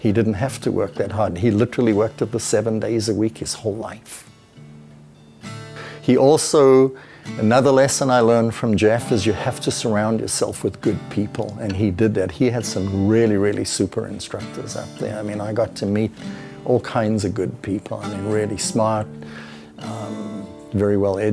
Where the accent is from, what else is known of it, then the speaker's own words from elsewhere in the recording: South Africa; now in United States; When I was raised in South Africa